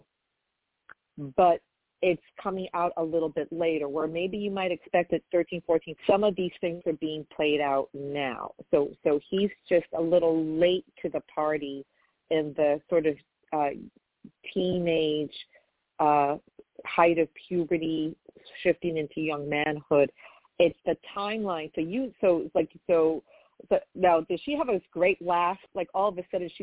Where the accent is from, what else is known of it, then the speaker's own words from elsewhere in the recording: New York, United States; I'm from New York